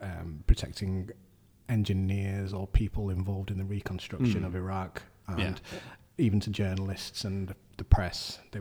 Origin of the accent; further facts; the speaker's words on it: Sheffield, Yorkshire and the Humber, United Kingdom; I'm originally from Sheffield. I grew up in Broomhill and High Green, and I went to Notre Dame High School and Fulwood.